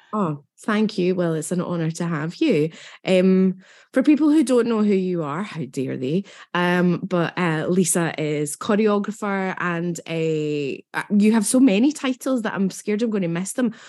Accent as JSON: {"language": "English", "town": "Hamilton", "region": "Scotland", "country": "United Kingdom", "tie": "born or raised there", "also_born_or_lived": "Bellshill", "said": "when I was little I lived um well, where were we first? Oh, uh uh, Hamilton."}